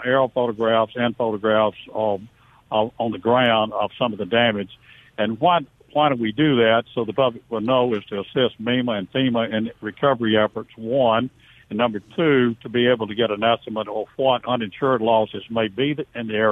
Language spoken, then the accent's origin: English; Vicksburg, Mississippi, United States; I'm from Vicksburg, so I knew a lot of the people in the area